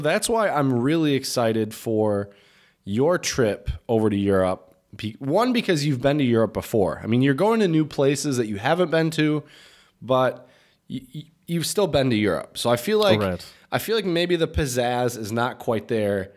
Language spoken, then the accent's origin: English; United States; moved away as an adult; now in Czech Republic; an American living in the Czech Republic.